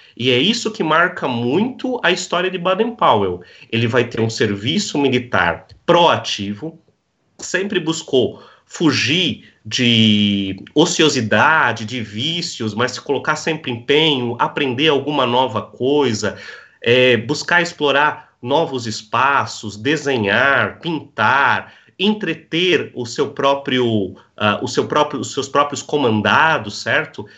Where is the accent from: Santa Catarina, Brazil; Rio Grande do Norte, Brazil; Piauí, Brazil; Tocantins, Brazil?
Santa Catarina, Brazil; Blumenau; now in Navegantes, Brazil; eu sou natural da cidade de Blumenau. Hoje eu resido